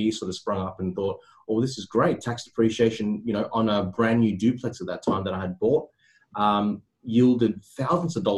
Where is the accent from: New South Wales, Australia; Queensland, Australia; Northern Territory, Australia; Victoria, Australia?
New South Wales, Australia; Sydney; also born or lived in Cabramatta / Bonnyrigg; I grew up in Cecil Hills and formerly, you know, Cabramatta and Bonnerig